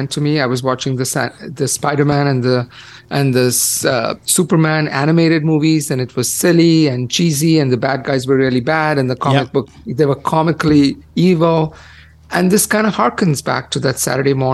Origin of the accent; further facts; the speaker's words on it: India; moved away; growing up in India